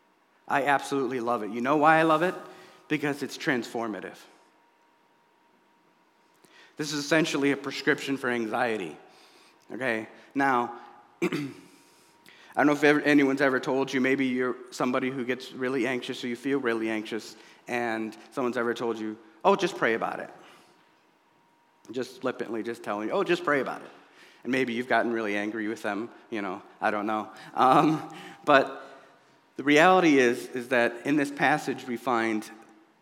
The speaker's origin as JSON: {"language": "English", "country": "United States", "tie": "born or raised there", "said": "I was born here in the United States and not Somalia"}